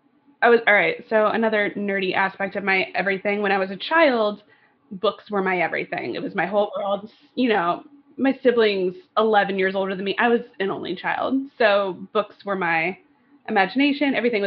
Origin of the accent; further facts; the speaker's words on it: Southern California, United States; moved away as an adult; growing up in Southern California